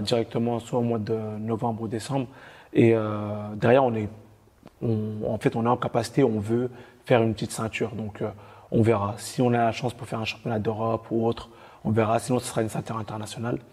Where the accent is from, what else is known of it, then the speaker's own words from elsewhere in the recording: France; on est beaucoup de Français